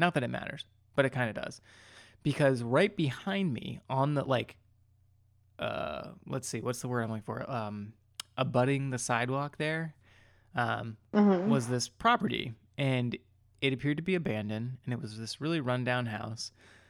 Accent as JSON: {"language": "English", "town": "Hyattsville", "region": "Maryland", "country": "United States", "tie": "born or raised there", "said": "So my station for like a year of this was at this one intersection in the town that I grew up in. Should I say the town? I feel like I could say it. It doesn't matter."}